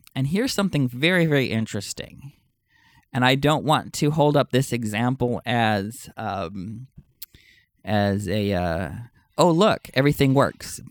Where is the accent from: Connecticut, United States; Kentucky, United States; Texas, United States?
Texas, United States; In my home state of Texas